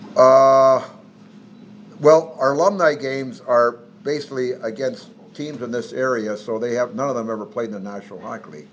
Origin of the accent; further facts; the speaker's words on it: Smithers, British Columbia, Canada; moved away; I'm from British Columbia and Smithers, British Columbia